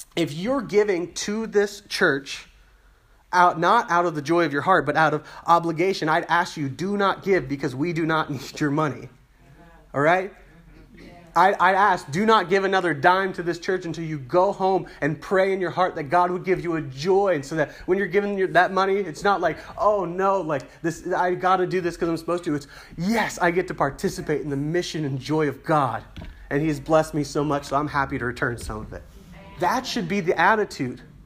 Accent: United States; as an American

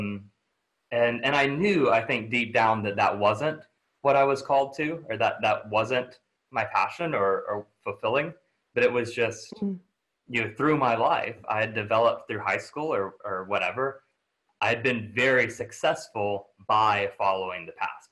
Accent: near Tyler, East Texas, United States; moved away; grew up in relatively small town in East Texas, right outside of Tyler

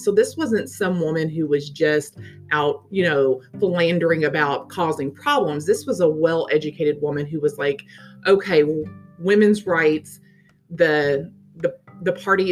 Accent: the South, United States; accent: Southern; my Southern accent

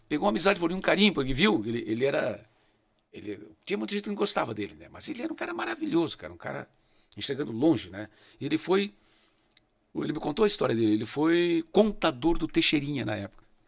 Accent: Rio Grande do Sul, Brazil; moved away as an adult; now in Curitiba, Brazil; Eu sou gaúcho, não vou jamais perder a raiz.

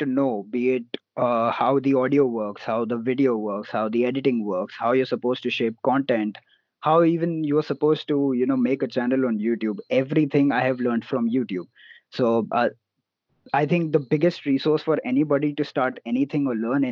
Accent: Mumbai, Maharashtra, India; And I'm from Mumbai

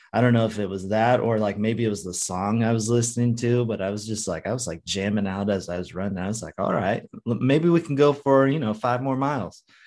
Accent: West Coast, United States; i grew up on the West Coast on the beach area

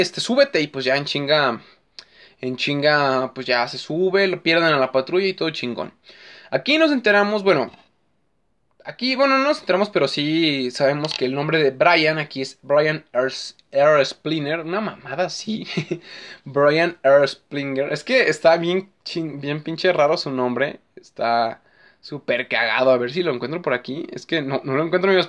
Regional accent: Mexico; soy mexicano

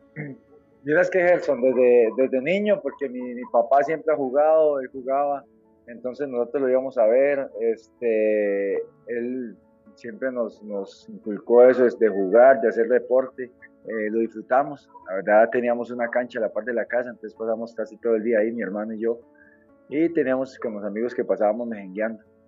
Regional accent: San José, Costa Rica; yo soy de Pavas, soy, para nadie es un secreto que es un barrio marginal

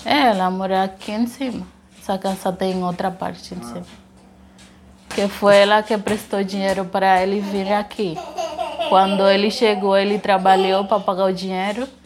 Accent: Haiti; Portuguese is a second language; moved away as an adult; also born or lived in Dominican Republic; now in Brazil; Eu sou de Tomasic.

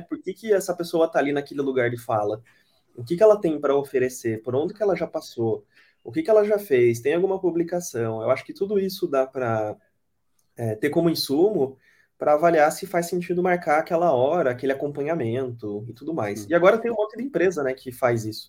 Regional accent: Brazil; accent: interior accent (caipira R); moved away; Eu sou do interior, é, meu sotaque não deixa mentir, né? Eu puxo o R mesmo, não tenho vergonha disso

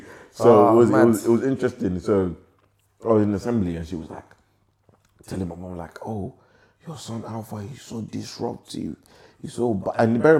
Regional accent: England, United Kingdom; also born or lived in Africa; I was born in Africa, obviously, but I came to England. Lived your life here? Yeah, I lived my whole life. I came here as a baby. I came to the UK as a baby.

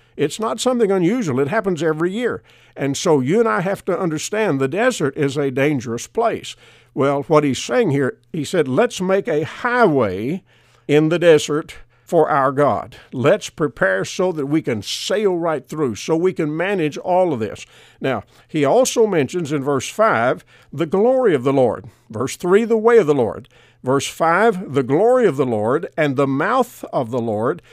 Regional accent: United States; because I live here in America, I was born in America, I'm an American citizen

